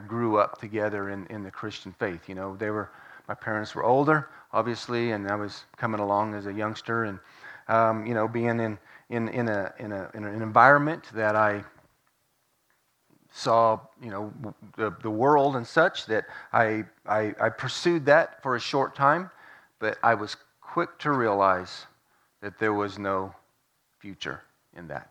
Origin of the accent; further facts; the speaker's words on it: west of Kenton, northeastern New Mexico, United States; now in Guymon, United States; I grew up on a ranch. My parents had a place there in the northeastern corner of New Mexico, just west of Kenton